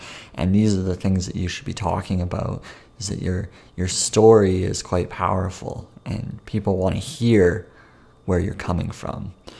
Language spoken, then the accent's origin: English; Langley, British Columbia, Canada; My hometown is in Langley, BC, which is Langley, British Columbia, Canada. And I've lived here most of my life. I used to live in another city nearby until I was the age of about 3 or 4. Then we moved here as a family to this smaller suburb